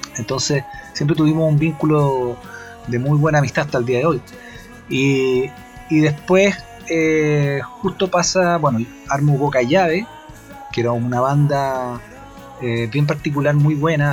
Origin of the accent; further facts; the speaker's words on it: Concepción, Biobío, Chile; soy de allá de Concepción